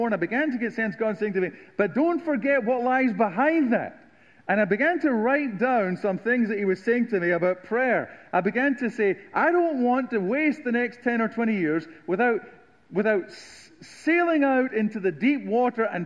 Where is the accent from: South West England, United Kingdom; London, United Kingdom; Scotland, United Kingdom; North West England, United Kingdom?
Scotland, United Kingdom; southern; moved away as an adult; now in United States; I am from the Deep South of Scotland